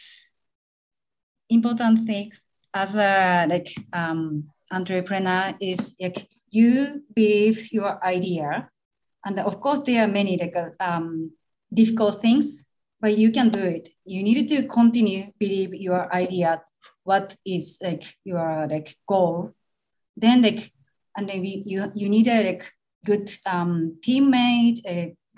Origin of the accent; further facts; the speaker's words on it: Shiga, Japan; English is a second language; now in Tokyo, Japan; I was raised by my grandparents, especially my grandma. But I'm from Shiga